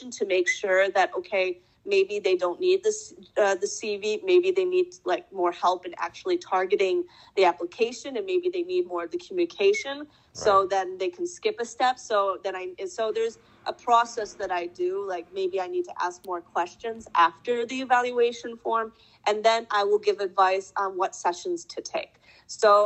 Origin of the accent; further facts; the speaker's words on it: Michigan, United States; moved away as an adult; now in Denmark; I come from Michigan, from the countryside